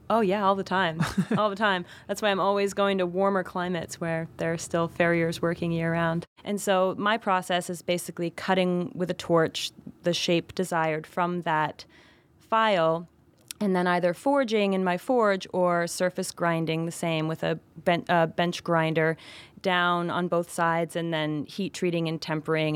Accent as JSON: {"language": "English", "region": "Vermont", "country": "United States", "tie": "born or raised there", "moved": "as an adult", "lives_now": "New York City, United States", "said": "I grew up in Vermont and moved to New York City when I was nineteen."}